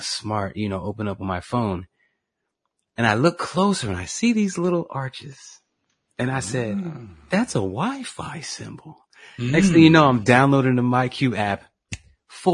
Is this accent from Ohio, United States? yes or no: no; New Jersey, United States; moved away; I'm from Jersey.